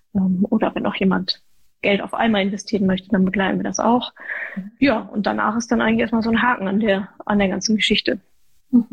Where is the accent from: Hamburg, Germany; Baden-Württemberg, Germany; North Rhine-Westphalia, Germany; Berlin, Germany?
North Rhine-Westphalia, Germany; Ruhr area; ich komme aus dem Ruhrgebiet, ja, Arbeitermentalität